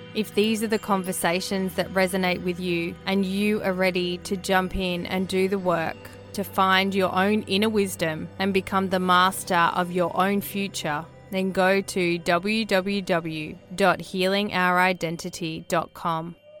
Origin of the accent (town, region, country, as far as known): Australia; born or raised there